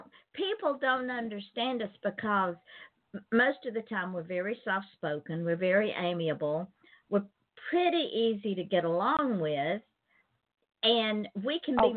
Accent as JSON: {"language": "English", "town": "East Point", "region": "Georgia", "country": "United States", "tie": "born or raised there", "also_born_or_lived": "Atlanta, Georgia / Jackson County, Georgia", "moved": "as an adult", "said": "I was born in Atlanta, and I was raised in East Point."}